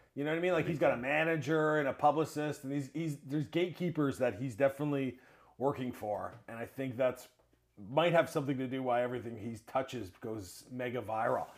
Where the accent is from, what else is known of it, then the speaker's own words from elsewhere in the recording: Mississauga, Ontario, Canada; I grew up in Mississauga.